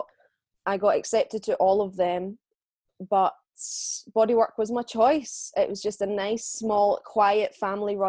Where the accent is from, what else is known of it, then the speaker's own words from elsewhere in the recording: Scotland, United Kingdom; I am from Bonnie, Scotland in the UK